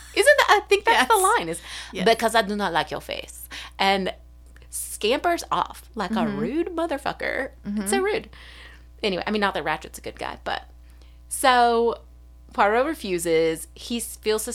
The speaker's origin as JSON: {"language": "English", "country": "United States", "said": "as an American"}